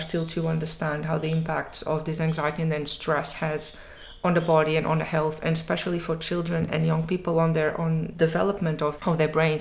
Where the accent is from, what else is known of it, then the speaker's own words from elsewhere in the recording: Portugal; moved away as an adult; now in Edinburgh, United Kingdom; my home country, Portugal